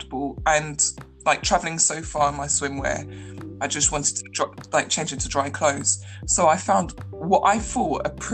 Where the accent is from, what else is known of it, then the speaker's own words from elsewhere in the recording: London, United Kingdom; born and raised in London